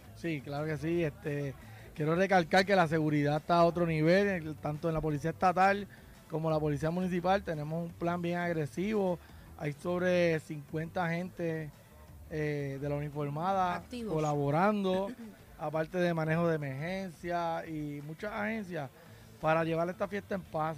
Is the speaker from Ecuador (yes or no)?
no; Lajas, Puerto Rico; soy de aquí, nunca me he ido de aquí